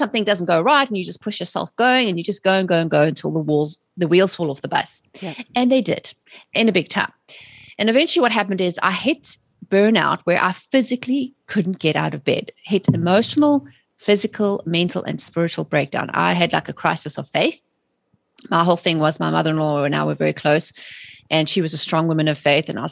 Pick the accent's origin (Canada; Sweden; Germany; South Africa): South Africa; moved away as an adult; also born or lived in England; now in United States; I'm originally from South Africa. I was born and raised there and immigrated to England in the early